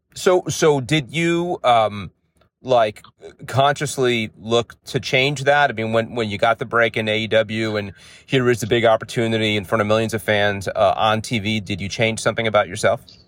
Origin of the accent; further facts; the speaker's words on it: New York City, New York, United States; I grew up in the in the Bronx